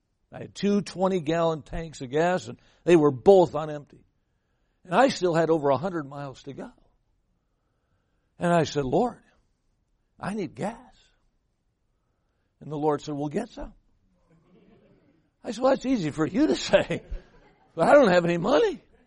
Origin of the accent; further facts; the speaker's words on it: Midwest, United States; now in California, United States; I came from the Midwest. I'm here in California.